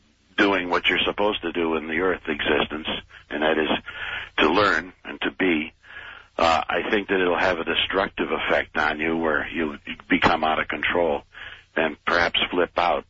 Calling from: East Hampton, Connecticut, United States; I'm calling you from East Hampton, Connecticut.

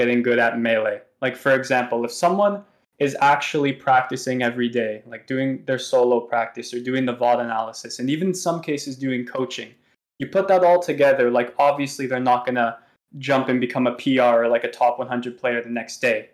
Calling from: Toronto, Ontario, Canada; I'm calling in from Toronto.

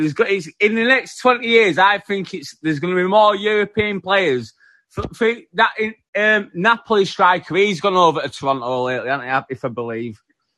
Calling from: Yorkshire and the Humber, United Kingdom; Yeah, West Yorkshire, man. England.

